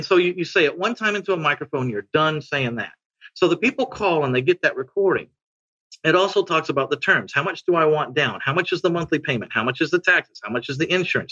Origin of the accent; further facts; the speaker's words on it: San Antonio, Texas, United States; San Antonio. Yeah. I only buy houses in my hometown.